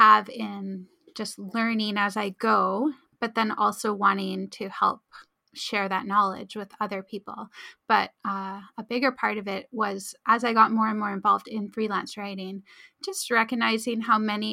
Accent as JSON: {"language": "English", "town": "Abbotsford", "region": "British Columbia", "country": "Canada", "tie": "born or raised there", "said": "I'll never find enough clients in my hometown to actually fund my, you know, my life"}